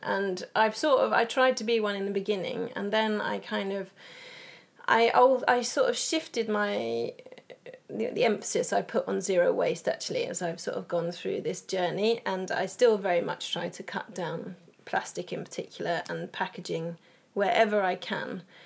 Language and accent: English; England, United Kingdom; moved away as an adult; now in Sweden; I am originally from England, but I've lived in Sweden for 11 years